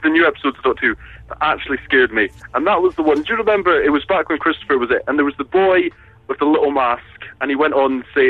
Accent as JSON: {"language": "English", "town": "Aberdeen", "region": "Scotland", "country": "United Kingdom", "said": "But usually from Aberdeen."}